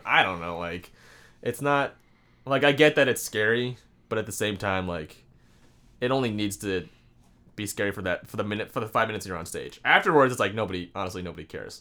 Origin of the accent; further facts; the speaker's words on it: Sammamish, Washington, United States; also born or lived in Virginia; I moved here when I was like four, and I grew up in Sammamish, Washington